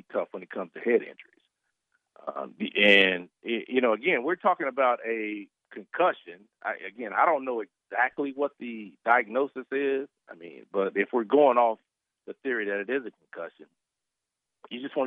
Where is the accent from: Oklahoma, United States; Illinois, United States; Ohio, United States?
Oklahoma, United States; Duncan; me growing up in Duncan, Oklahoma